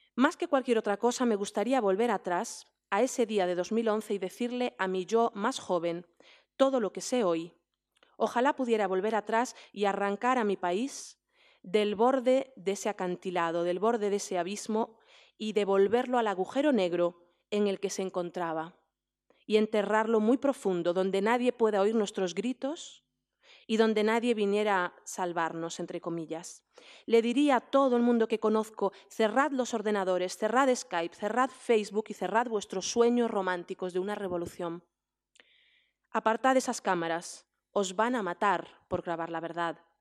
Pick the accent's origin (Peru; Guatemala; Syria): Syria; Damascus, Damascus Governorate; moved away; yo crecí en Damasco, fui al colegio en Damasco